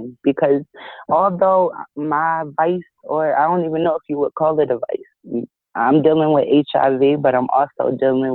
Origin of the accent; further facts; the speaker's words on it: Georgia, United States; now in Philadelphia, United States; I live in Philly, but I grew up down south in Georgia